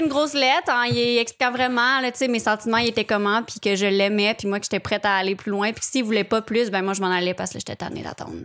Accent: Charlemagne, Quebec, Canada; je viens de Repentigny, ben, de Charlemagne, juste à côté

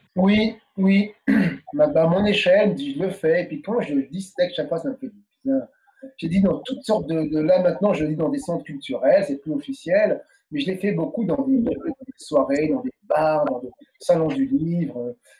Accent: France; moved away as an adult; also born or lived in Paris; now in Quebec, Canada; Nous, on est nés en France. Euh, ses enfants, et nous, on est français. On est surtout dans notre enfance, on était plus français que martiniquais

